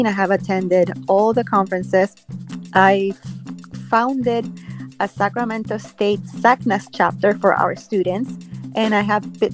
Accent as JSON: {"language": "English", "country": "Puerto Rico", "moved": "yes", "said": "I am from Puerto Rico. I am from a town on the east coast"}